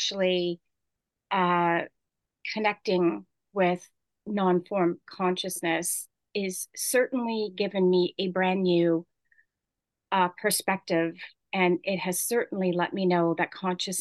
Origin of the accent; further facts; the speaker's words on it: Canada; as a Canadian